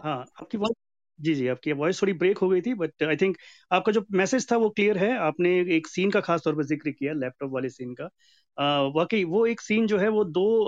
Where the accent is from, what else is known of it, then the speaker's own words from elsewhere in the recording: Kerala, India; मैं भी केरला uh, से बिलोंग करता हूँ तो मैं भी एक साउथ का आदमी हूँ